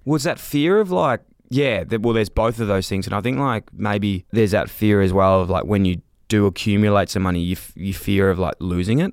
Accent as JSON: {"language": "English", "town": "Melbourne", "region": "Victoria", "country": "Australia", "tie": "born or raised there", "said": "I grew up in North Fitzroy"}